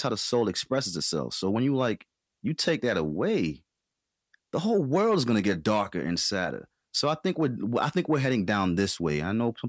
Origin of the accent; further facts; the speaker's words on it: New York City, New York, United States; moved away as an adult; also born or lived in Dominica; I'm from Dominica, grew up in Queens, New York